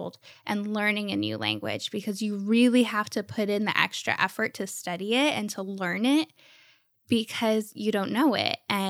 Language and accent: English; Ohio, United States; born there; also born or lived in Texas / Florida; I lived in Texas and I live now in Florida, and I was born in Ohio.